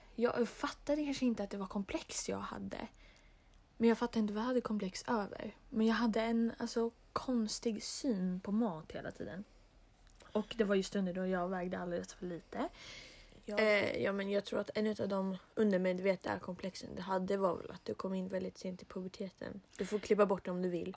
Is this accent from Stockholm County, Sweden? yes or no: yes; Stockholm, Stockholm County, Sweden; now in Molkom, Sweden; vi är från Stockholm